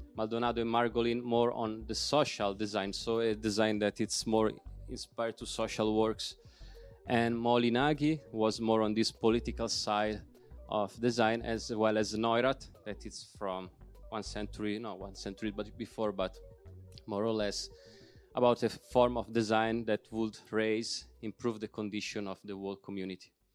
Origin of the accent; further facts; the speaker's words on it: Milan, Lombardy, Italy; English is a second language; moved away as an adult; also born or lived in South Tyrol; now in Bolzano, Italy; I am living there since seven years, but I'm from Milan